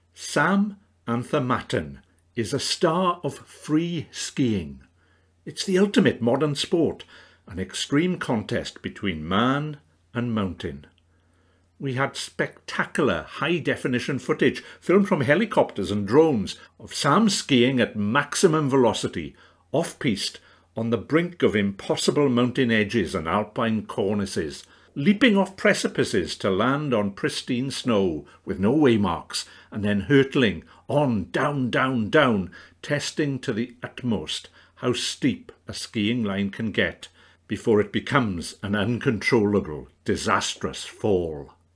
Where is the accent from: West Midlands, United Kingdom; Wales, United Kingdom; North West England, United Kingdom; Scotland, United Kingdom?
Wales, United Kingdom; the Rhondda; my upbringing in the Rhondda